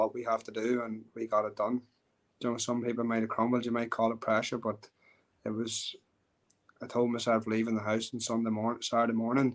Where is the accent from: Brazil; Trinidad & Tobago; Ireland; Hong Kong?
Ireland; as an Irish MMA fighter